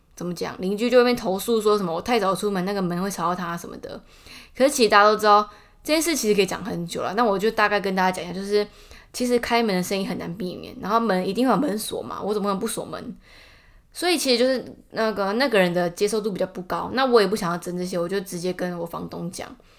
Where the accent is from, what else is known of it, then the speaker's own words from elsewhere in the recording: Taichung, Taiwan; moved away as an adult; now in Taipei, Taiwan; 我是台中人嘛，然后来台北第八年